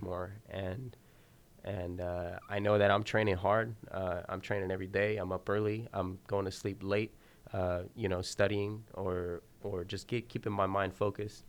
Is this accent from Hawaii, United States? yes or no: no; Santa Maria, California, United States; my hometown, Santa Maria